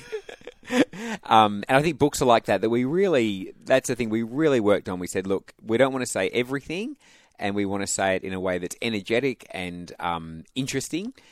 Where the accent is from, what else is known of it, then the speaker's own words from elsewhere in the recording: Perth, Western Australia, Australia; I'm from Perth, went to state schools, but was from a Christian family